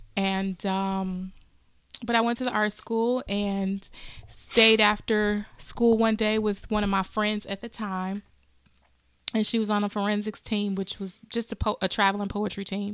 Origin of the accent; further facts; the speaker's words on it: Wisconsin, United States; I'm from Wisconsin